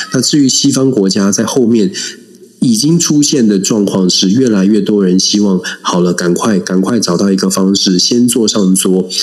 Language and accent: Chinese; Taiwan; 我们当然作为台湾人